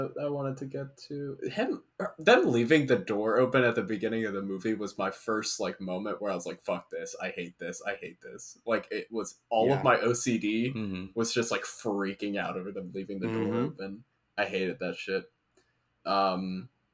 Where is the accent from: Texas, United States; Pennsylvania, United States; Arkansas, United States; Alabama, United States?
Alabama, United States; Mobile; moved away; this was shot in my hometown